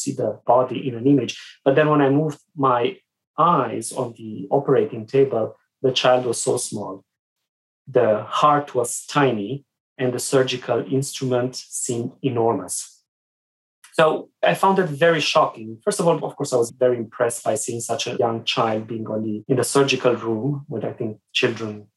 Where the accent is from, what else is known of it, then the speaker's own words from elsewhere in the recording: Sibiu, Sibiu County, Romania; moved away as an adult; I grew up in Romania behind the Iron Curtain many years ago